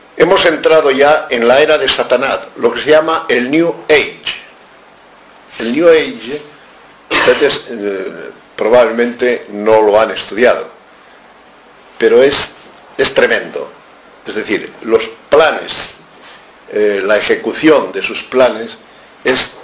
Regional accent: Spain; como españoles en la casi totalidad somos católicos

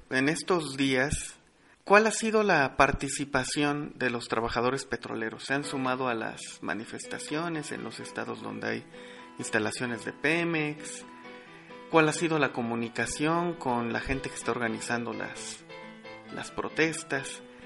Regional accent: Mexico

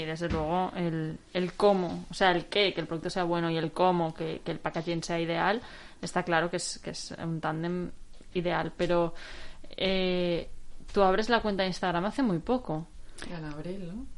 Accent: Valencia, Valencian Community, Spain; los que somos de Valencia cuesta vivir fuera

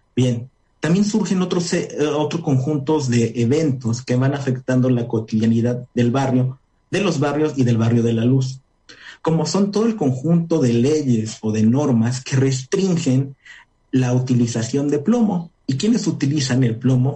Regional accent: Puebla, Mexico; also born or lived in Nayarit; soy orgullosamente de aquí, soy de Puebla

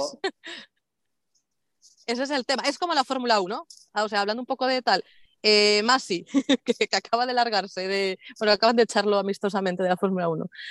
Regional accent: Galicia, Spain; de mi tierra

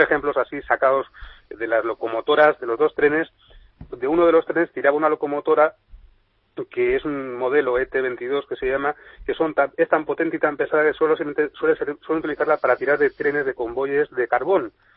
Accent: Spain; como españoles y como gente

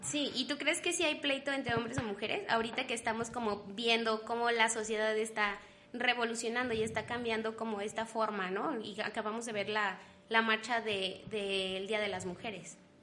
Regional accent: Mexico; estamos tan, tan constituidos como mexicanos

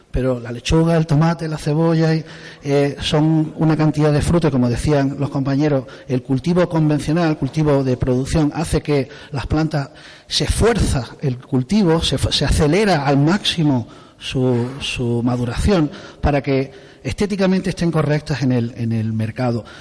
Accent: Torrox, Andalusia, Spain; soy de Torrox, soy de, del pueblo de aquí al lado

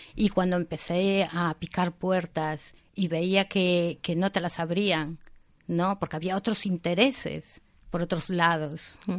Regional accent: Vigo, Galicia, Spain; Yo soy gallega, soy de Vigo, mis padres son gallegos, de pura cepa, eh, emigrantes, eh, emigraron muy jovencitos, los dos a Alemania, y yo me crié con mi abuela

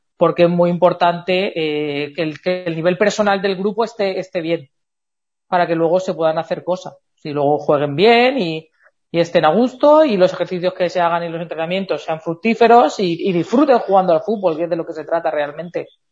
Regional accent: Elche, Valencian Community, Spain; somos de Eche, está relativamente cerca

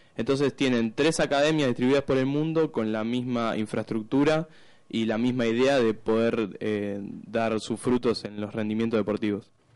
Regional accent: Argentina; como argentino

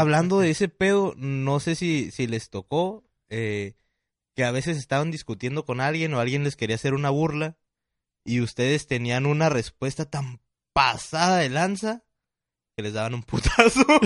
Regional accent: Tijuana, Baja California, Mexico; nosotros que somos de aquí de Tijuana

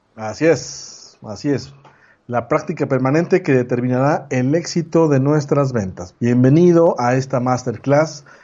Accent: Mexico; mexicano, 40 años

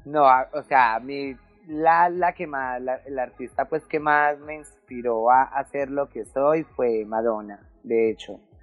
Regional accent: Medellín, Antioquia, Colombia; also born or lived in Bogotá / Puerto Berrío; es donde estoy viviendo en estos momentos, que es el Popular 1. Este es mi barrio de infancia, aquí fue donde me crié

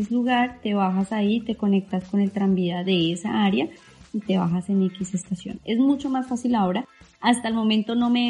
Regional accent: Bogotá, Colombia; yo vengo de Bogotá, que Bogotá no tiene

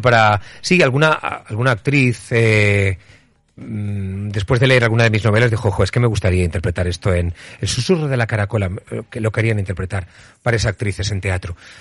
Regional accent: Utiel, Valencian Community, Spain; moved away; en Utiel, en mi pueblo, haciendo un programa para verano

